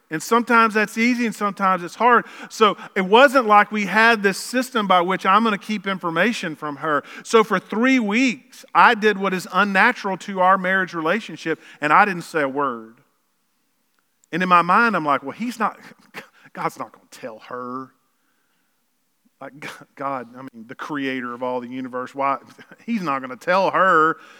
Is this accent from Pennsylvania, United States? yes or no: no; Lower Arkansas, United States; we grew up in Lower Arkansas